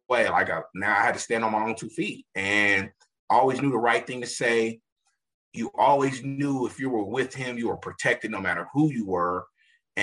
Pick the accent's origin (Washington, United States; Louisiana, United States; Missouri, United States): Missouri, United States; Kansas City; I'm a Kansas City native, born and raised. I grew up in Midtown